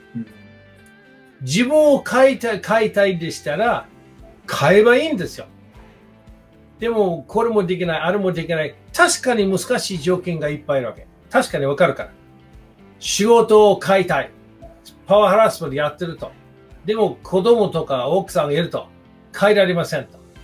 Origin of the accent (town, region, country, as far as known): United States; Japanese is a second language; moved away as an adult; now in Japan